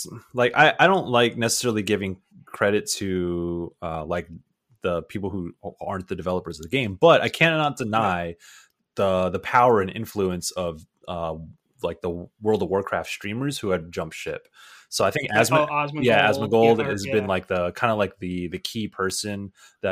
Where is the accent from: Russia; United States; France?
United States; San Diego, California; I'm from San Diego